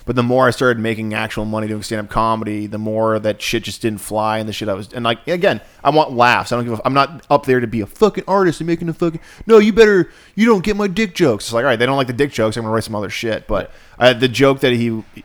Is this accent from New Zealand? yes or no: no; Ireland; I'm Irish, right?